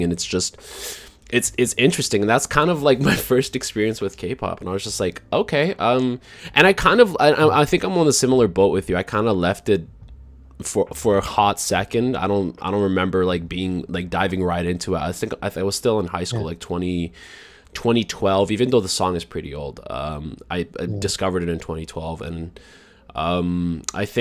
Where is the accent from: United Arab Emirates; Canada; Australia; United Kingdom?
Canada; I grew up in Canada.